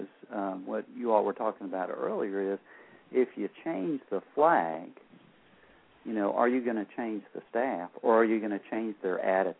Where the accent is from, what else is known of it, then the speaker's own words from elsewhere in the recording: the South, United States; She knows we're from the South